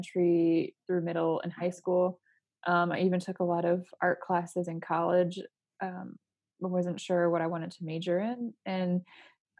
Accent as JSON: {"language": "English", "town": "Port Huron", "region": "Michigan", "country": "United States", "tie": "born or raised there", "moved": "as an adult", "said": "I was born and raised in a small town in Michigan called Port Huron."}